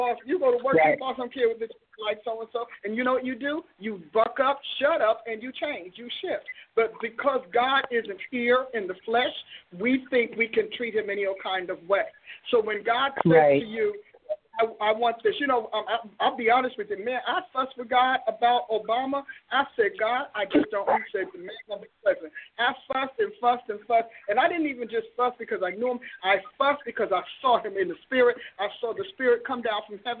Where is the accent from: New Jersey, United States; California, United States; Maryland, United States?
New Jersey, United States; out of New Jersey, my home state